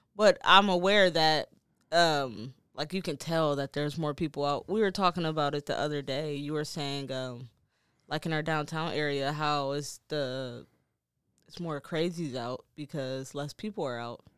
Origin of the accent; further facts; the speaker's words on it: Detroit, Michigan, United States; now in Maine, United States; I'm from Detroit